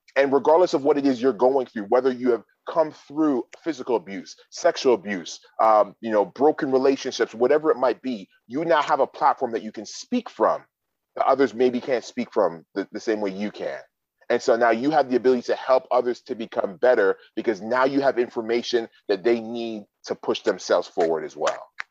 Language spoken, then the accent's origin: English; Toronto, Ontario, Canada; I was born and raised in Toronto, Ontario, Canada